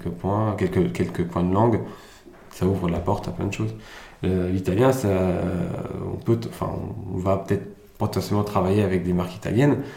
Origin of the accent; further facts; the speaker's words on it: France; also born or lived in Germany; Je suis arrivé en France en 2003, donc je suis né en Allemagne. Je suis arrivé en France en 2003, directement en CM2.